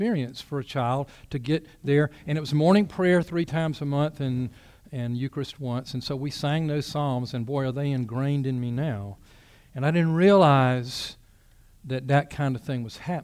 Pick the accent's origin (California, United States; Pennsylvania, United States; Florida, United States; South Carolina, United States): South Carolina, United States; Bennettsville; my childhood and about growing up in Bennettsville